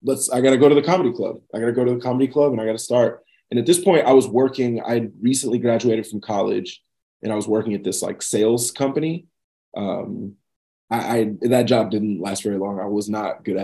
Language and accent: English; Pflugerville, Texas, United States; moved away as an adult; also born or lived in Kyle, Texas; now in New York City, United States; I grew up in Pflugerville, which is like right outside of Austin